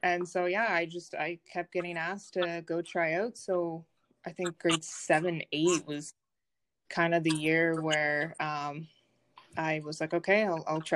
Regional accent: Brockville, Ontario, Canada; I'm originally from Brockville

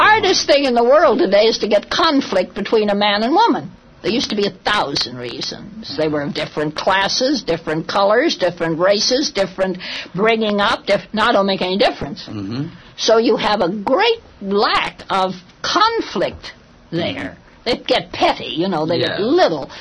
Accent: California, United States; also born or lived in Los Angeles / San Francisco; I was born in California. Mm-hmm. And we're quite an old California family

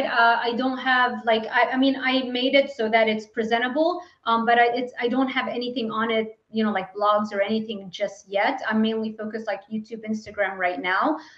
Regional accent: Lebanon; I wasn't given like opportunities growing up in Lebanon and not really having a lot of money.

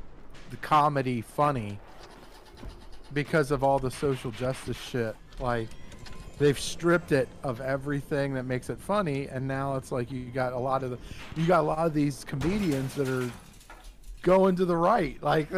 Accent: Fresno, California, United States; born there; I was born in Fresno

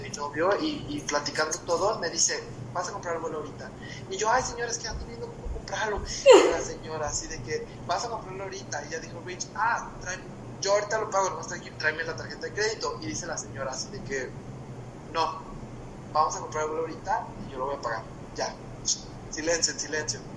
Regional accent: Mexico; yo soy mexicano, tengo pasaporte mexicano

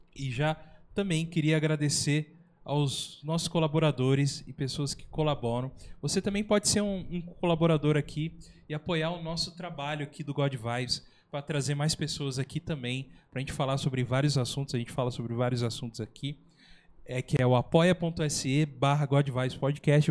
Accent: São José dos Campos, São Paulo, Brazil; A gente é um podcast aqui da, do Vale do Paraíba, nós somos de São José dos Campos

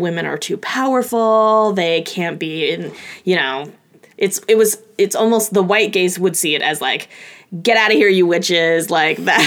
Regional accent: Oregon, United States; I'm from a small town in Oregon outside of Portland

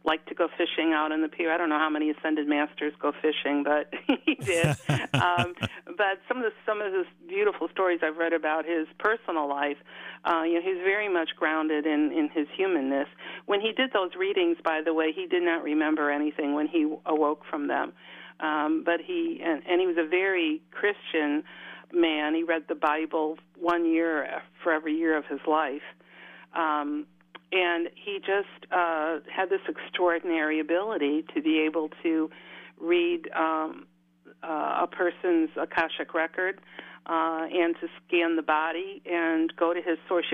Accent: Chicago, Illinois, United States; moved away as an adult; also born or lived in Virginia; now in Charlottesville, United States; was born and raised in Chicago

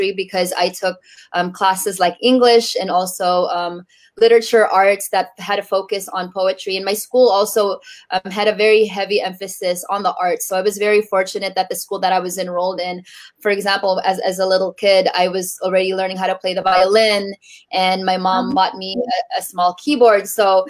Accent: Bay Area, California, United States; born or raised there; also born or lived in Tacloban City, Philippines

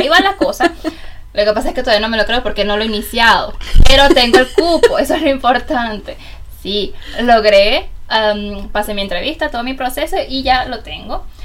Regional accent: Venezuela; moved away as an adult; now in Germany; una venezolana en Alemania de eh, hace casi cinco años

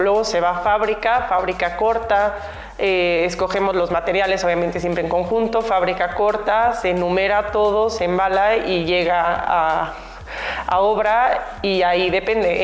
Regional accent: Mexico; moved away; siendo mexicana vengo muy seguido a México

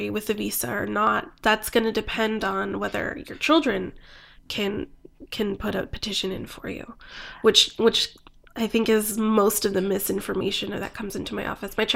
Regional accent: Phoenix, Arizona, United States; also born or lived in California / New Mexico; Grew up in um, southwestern New Mexico and in Phoenix.

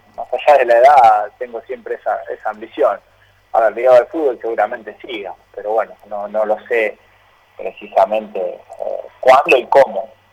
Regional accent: Godeken, Santa Fe, Argentina; now in Rosario, Argentina; en el club de mi pueblo

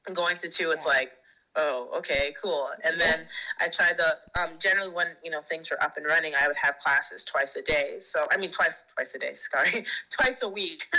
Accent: New York, United States; moved away as an adult; now in Shanghai, China; I'm from the United States. I'm from the state of New York

